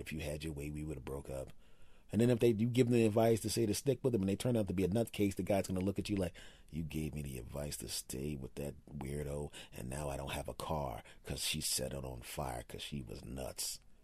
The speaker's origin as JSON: {"language": "English", "town": "Philadelphia", "region": "Pennsylvania", "country": "United States", "tie": "born or raised there", "said": "I grew up in Philadelphia"}